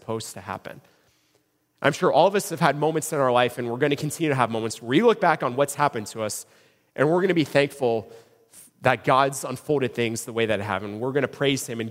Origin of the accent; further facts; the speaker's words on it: Cincinnati, Ohio, United States; I was born in Cincinnati, Ohio. I grew up in Cincinnati.